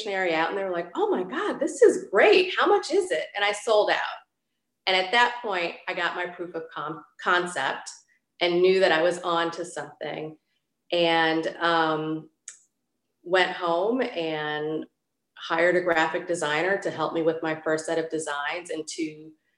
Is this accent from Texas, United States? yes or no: no; Detroit, Michigan, United States; moved away; my hometown, which is Detroit